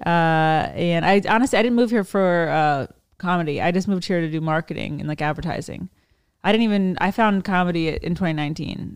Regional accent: Annapolis, Maryland, United States; I'm from Maryland

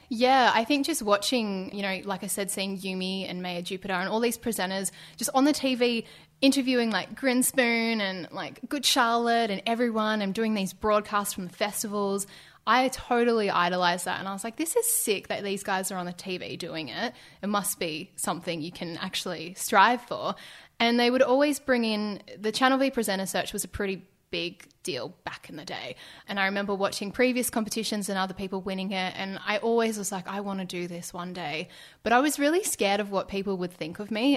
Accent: Ballarat, Victoria, Australia; moved away; I grew up in Ballarat

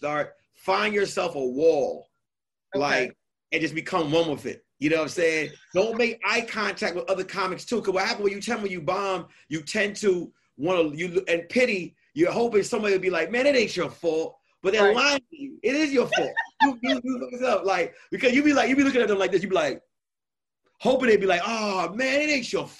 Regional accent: New York, United States; I'm from New York

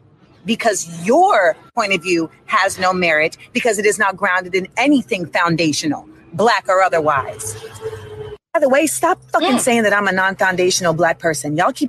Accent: United States; I was born in America. My mother is from Grenada. My father is from Boston. I am the descendant of chattel slavery in the West Indies and in America.

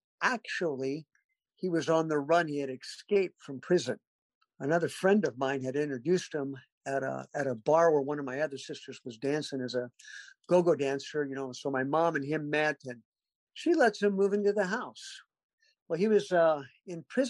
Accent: Mesa, Arizona, United States; also born or lived in Garden Grove, California; now in Fayetteville, United States; I wasn't born in Arizona, Mesa, Arizona, but I did grow up there. We moved when I was two

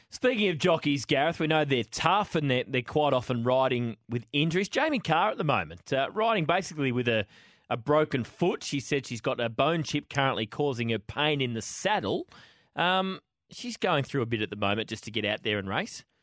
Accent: Dandenong Ranges, Victoria, Australia; I grew up in the Dandenong Ranges

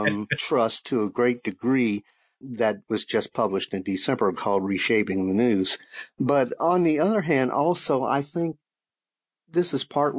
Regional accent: Shreveport, Louisiana, United States; moved away; also born or lived in Texas; I wound up working at my hometown paper in Shreveport, Louisiana

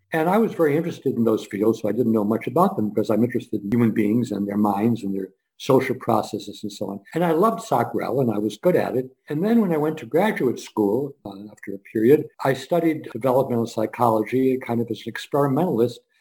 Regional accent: Scranton, Pennsylvania, United States; I was born in Scranton, Pennsylvania

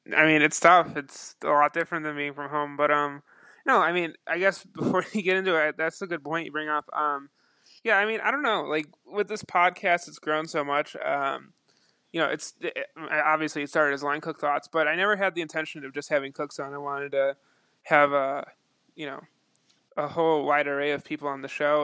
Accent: Buffalo, New York, United States; I'm from Buffalo, New York, um, and I spent um, most of my or all of the beginning of my career in Buffalo.

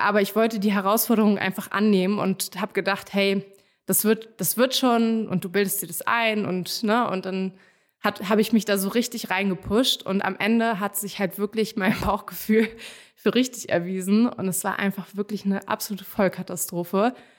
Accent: Hamburg, Germany; moved away as an adult; also born or lived in Netherlands; now in Berlin, Germany; ursprünglich bin ich aus Hamburg, habe aber polnische Wurzeln und bin nach dem Studium irgendwann nach Berlin gezogen.

